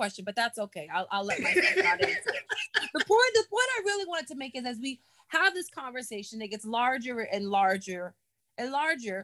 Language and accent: English; New York City, New York, United States; I'm a New Yorker. I live in quite a big city